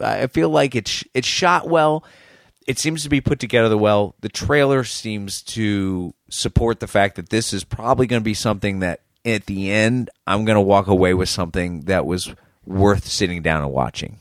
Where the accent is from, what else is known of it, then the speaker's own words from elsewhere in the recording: Boston, Massachusetts, United States; an American, especially someone from Boston